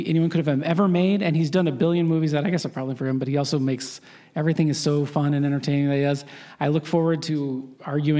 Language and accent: English; Phoenix, Arizona, United States; my hometown of Phoenix, Arizona